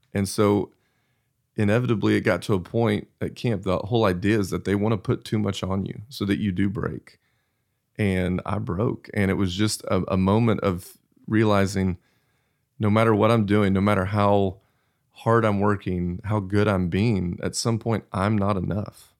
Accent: Abilene, Texas, United States; So I grew up in Abilene, Texas, and we were at church anytime

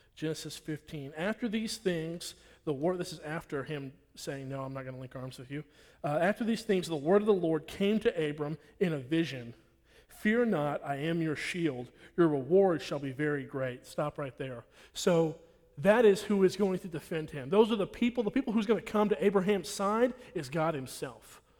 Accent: Nacogdoches, Texas, United States; I'm from here, I'm from Nacogdoches.

